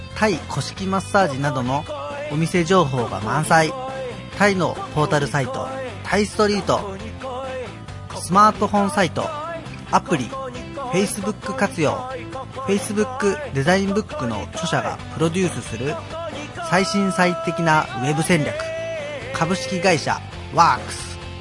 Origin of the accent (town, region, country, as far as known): Yamagata, Japan; now in Tokyo, Japan